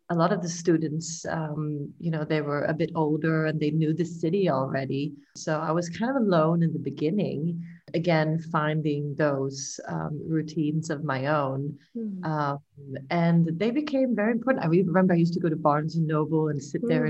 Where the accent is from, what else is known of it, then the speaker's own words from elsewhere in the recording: Malmö, Skåne, Sweden; also born or lived in New York; we're from Malmo. You know, we're all sort of raised